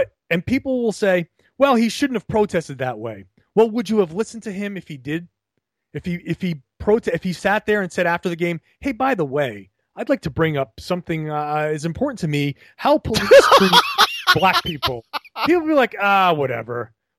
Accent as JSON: {"language": "English", "town": "Pawtucket", "region": "Rhode Island", "country": "United States", "tie": "born or raised there", "said": "I grew up in Pawtucket, Rhode Island, in a neighborhood that evolved significantly."}